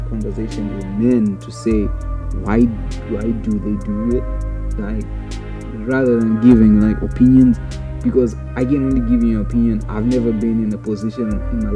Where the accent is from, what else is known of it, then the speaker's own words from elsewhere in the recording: Zimbabwe; growing up in Zimbabwe